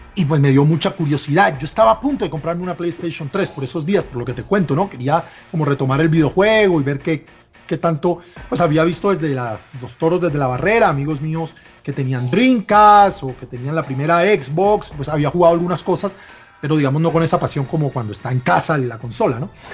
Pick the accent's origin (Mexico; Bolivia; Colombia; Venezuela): Colombia; Barranquilla, Atlántico; moved away as an adult; now in Bogotá, Colombia; me casé y me tuve que mudar acá a Bogotá, yo soy nativo de Barranquilla